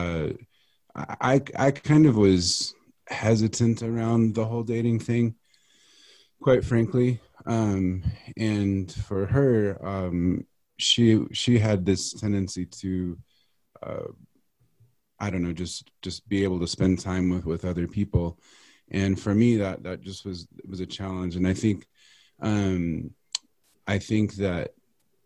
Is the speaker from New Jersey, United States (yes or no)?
no; Kansas, United States; also born or lived in Texas; now in Colorado, United States; I was born in Texas, but raised in Kansas.